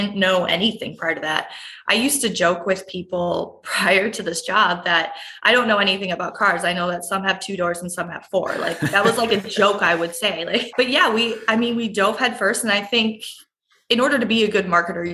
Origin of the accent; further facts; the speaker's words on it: Wausau, Wisconsin, United States; I grew up in Wausau, Wisconsin, which is right in central Wisconsin